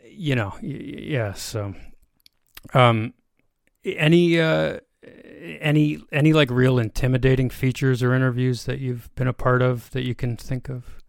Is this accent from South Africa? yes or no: no; Brockville, Ontario, Canada; also born or lived in near Toronto; I grew up like in Brockville, Ontario. I, like I say, I live near Toronto now